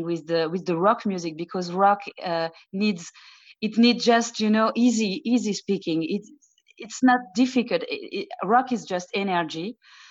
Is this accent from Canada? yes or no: no; Épernay, Grand Est, France; So I was born in France. Both my parents are Lebanese. I grew up in a town, the town named, it's Épernay. It's in the Champagne area